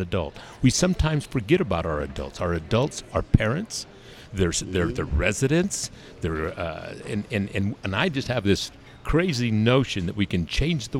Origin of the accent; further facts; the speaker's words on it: Salt Lake City, Utah, United States; I'm born in Salt Lake, raised in Salt Lake, and raised by Salt Lake